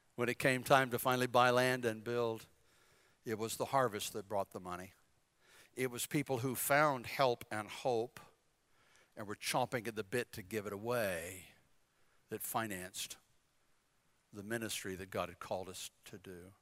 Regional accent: North Carolina, United States; I'm from North Carolina

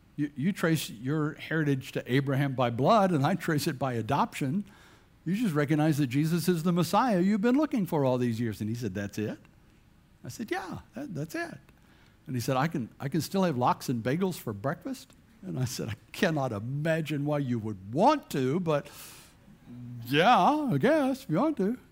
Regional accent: Bladenboro, North Carolina, United States; moved away; also born or lived in Chesapeake, Virginia; I grew up in Bladenboro, North Carolina, which is a town smaller than way smaller than this church

